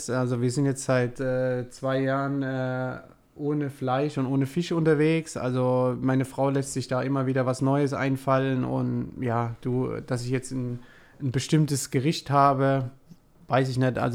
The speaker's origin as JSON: {"language": "German", "town": "Heidelberg", "region": "Baden-Württemberg", "country": "Germany", "tie": "born or raised there", "said": "Also ich bin ein Kind der Region, würde ich sagen. Ich fühle mich oder wir als Familie fühlen uns in Heidelberg pudelwohl."}